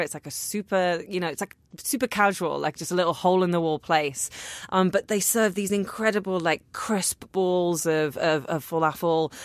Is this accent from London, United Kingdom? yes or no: yes; London, United Kingdom; I'm a Londoner